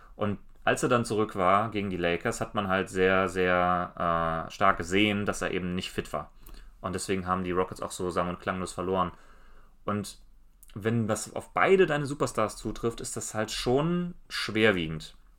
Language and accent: German; Germany; wir als Deutsche